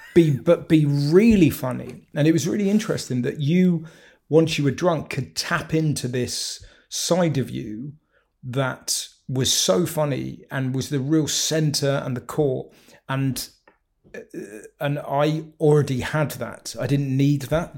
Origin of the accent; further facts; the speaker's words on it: South West England, United Kingdom; moved away; I always feel like the Southwest is my home